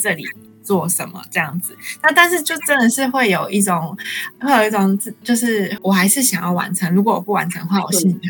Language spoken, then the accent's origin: Chinese; Taiwan; moved away as an adult; also born or lived in Taoyuan, Taiwan; now in Canada; 我也来自台湾，然后住桃园。那我七个月前来到这边，那现在是第二学期。